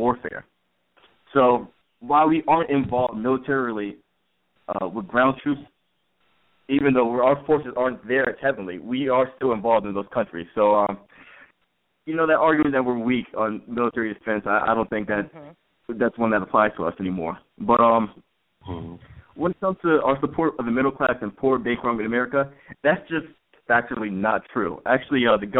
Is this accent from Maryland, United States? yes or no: yes; Maryland, United States; moved away; I'm from Maryland originally